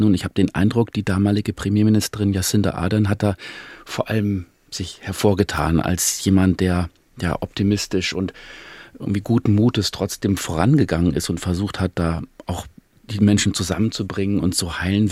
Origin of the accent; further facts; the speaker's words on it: Germany; bei uns in Deutschland